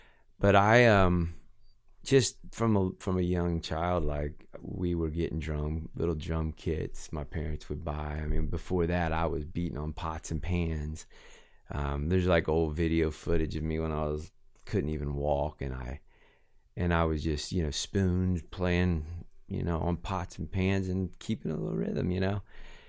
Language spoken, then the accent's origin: English; Inverness, Florida, United States; Well, I grew up in Inverness, Florida.